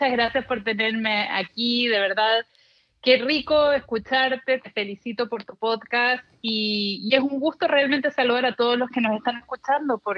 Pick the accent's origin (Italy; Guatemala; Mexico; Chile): Chile; also born or lived in El Paso, United States / Miami, United States; Yo desde que me acuerdo soy bilingüe porque en El Paso, que fue donde nací, mis padres hablaban en español en la casa, de ahí nos mudamos a Miami y mis padres, que son chilenos, querían regresar a Chile. Y en Chile fui a un colegio americano